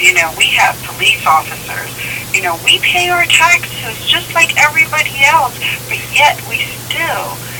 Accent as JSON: {"language": "English", "country": "United States", "tie": "born or raised there", "also_born_or_lived": "New York / Lancaster County, Pennsylvania", "said": "born and raised in New York and Lancaster County."}